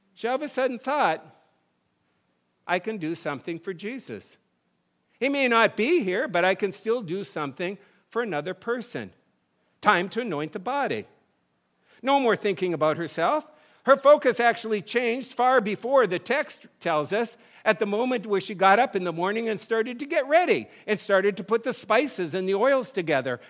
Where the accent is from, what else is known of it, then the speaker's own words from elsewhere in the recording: North Dakota, United States; moved away; I grew up in North Dakota